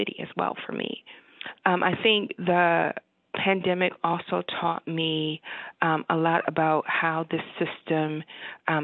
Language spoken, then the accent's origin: English; Cleveland, Ohio, United States; moved away as an adult; also born or lived in Michigan / the South / the West; now in Wisconsin, United States; So even though I'm from Cleveland, Ohio, went to school at Michigan